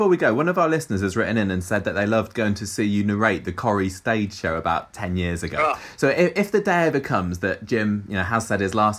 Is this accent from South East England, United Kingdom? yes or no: yes; Southampton, South East England, United Kingdom; I'm from Southampton